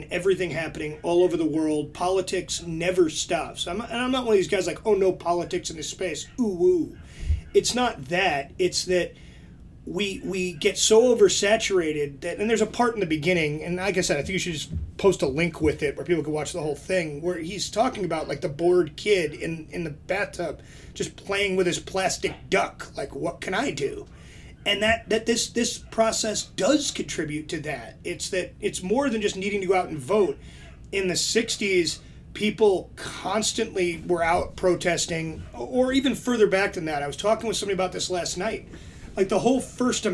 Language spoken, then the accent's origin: English; New York, United States; now in Arizona, United States; I grew up in New York